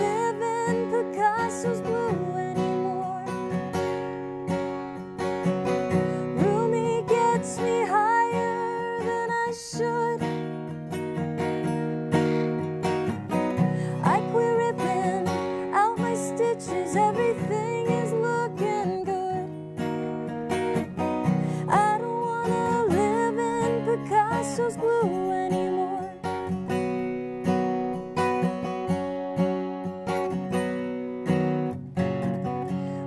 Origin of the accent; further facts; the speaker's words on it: Los Angeles, California, United States; also born or lived in Nashville; I'm from Los Angeles